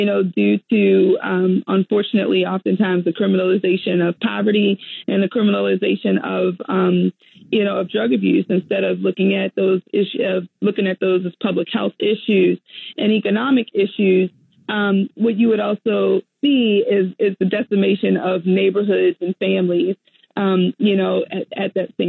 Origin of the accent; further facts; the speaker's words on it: Baltimore, Maryland, United States; I am born and raised in Baltimore, Maryland, proudly, and have, grew up in Baltimore. If anybody knows Baltimore, Baltimore is absolutely a tale of two cities. It's certainly an industrial town